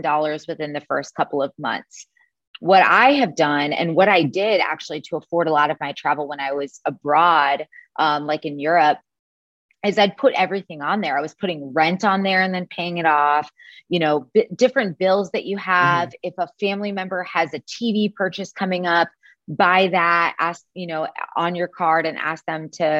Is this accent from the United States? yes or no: yes; Chicago, Illinois, United States; moved away; I'm originally from Chicago, Illinois, but I have not lived there since 2010